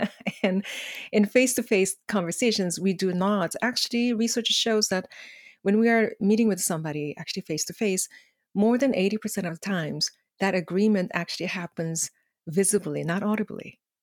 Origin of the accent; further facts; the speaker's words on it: South Korea; English is a second language; now in Canada; growing up in Korea